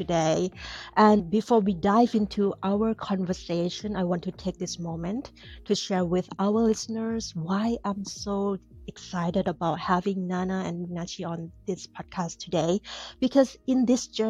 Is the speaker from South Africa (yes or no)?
no; Thailand; moved away as an adult; now in United States